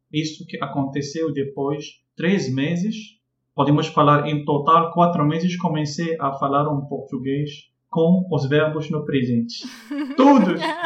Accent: Casablanca, Casablanca-Settat, Morocco; Portuguese is a second language; moved away as an adult; now in Rio de Janeiro, Brazil; eu sou do Marrocos, eh, eu vim da Casablanca

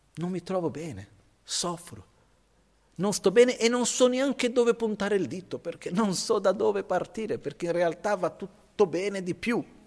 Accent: India; Io son cresciuto così in India

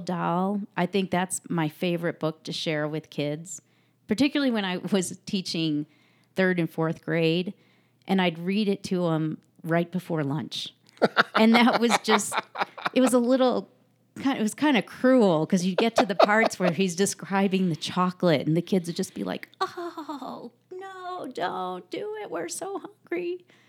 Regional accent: Chicago, Illinois, United States; moved away as an adult; also born or lived in Santa Monica, United States; now in Mono County, United States; I grew up in the Chicago suburbs and moved out to California

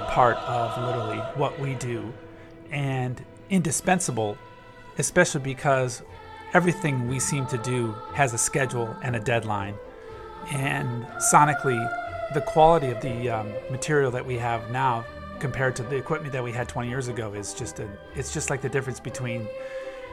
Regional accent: Ann Arbor, Michigan, United States; the Michigan Marching Band, where I grew up in Ann Arbor

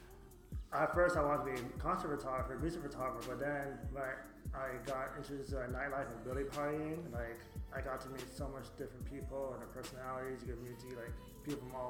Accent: Montreal, Quebec, Canada; moved away as an adult; also born or lived in Baltimore, Maryland / Los Angeles; now in Philadelphia, United States; I was born in Baltimore, Maryland, and then parents separated and then lived in Montreal from 95 to 2010.

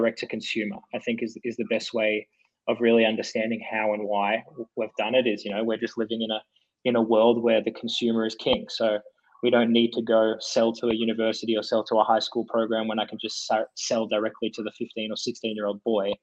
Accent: Australia; moved away as an adult; now in United States; we were as Australian guys

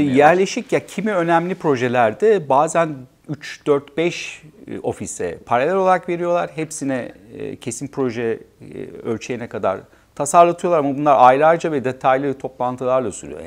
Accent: Turkey; moved away as an adult; also born or lived in Netherlands; kendi e, büyüdüğüm ülkede çalışmak

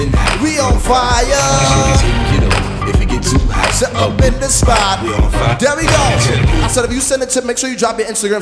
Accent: Mount Vernon, New York, United States; also born or lived in Brooklyn, New York; I represent Mount Vernon, New York. That's outside. That's on the outskirts of New York City. But I be in Brooklyn.

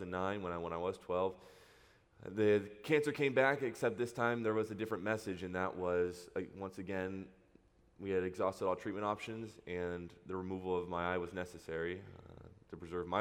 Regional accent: Huntington Beach, California, United States; I grew up in Huntington Beach. Went to school there. Went to high school in Orange, so been here my entire life.

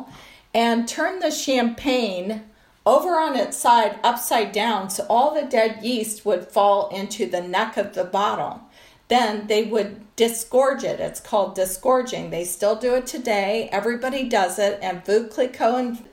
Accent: Colorado, United States; I grew up in Colorado

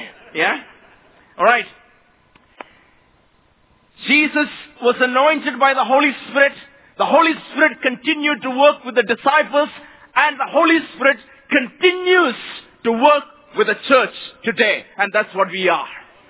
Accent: Mumbai, Maharashtra, India; I come from India, Mumbai, a place where over 18 million people live.

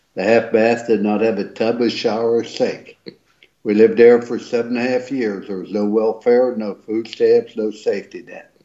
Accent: East Liverpool, Ohio, United States; I was raised in East Liverpool, Ohio.

